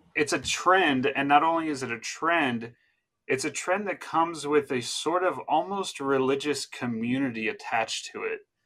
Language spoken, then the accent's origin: English; New Jersey, United States; my home state in New Jersey